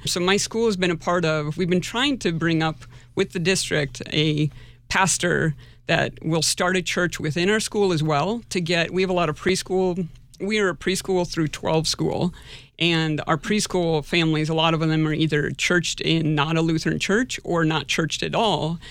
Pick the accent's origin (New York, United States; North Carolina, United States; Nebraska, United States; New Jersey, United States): Nebraska, United States; moved away as an adult; now in Sioux Falls, United States; I grew up in Nebraska